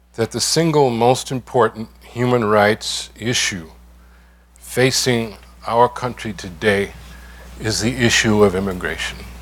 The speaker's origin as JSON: {"language": "English", "town": "New York City", "region": "New York", "country": "United States", "tie": "born or raised there", "first_language": "English", "said": "I'm from the East New York section of Brooklyn. Grew up in the Linden Projects"}